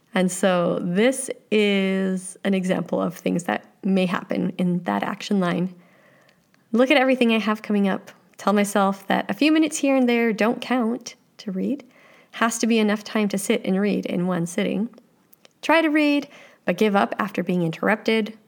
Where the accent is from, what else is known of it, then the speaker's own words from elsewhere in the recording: Canada; I like being Canadian